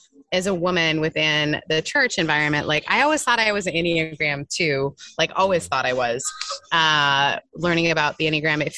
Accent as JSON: {"language": "English", "region": "Northern Ontario", "country": "Canada", "tie": "born or raised there", "also_born_or_lived": "Newfoundland", "moved": "yes", "lives_now": "Orange County, United States", "said": "I was born in Newfoundland, as one does. And then we moved to Northern Ontario, tiny town. It's like a really gorgeous place"}